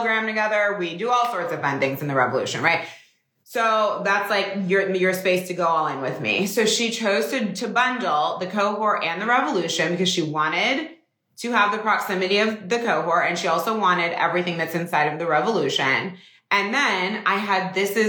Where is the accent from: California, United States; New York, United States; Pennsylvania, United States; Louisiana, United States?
California, United States; Northern; moved away; I'm from Northern California. It's so nice. I like still go home to the house that I grew up in.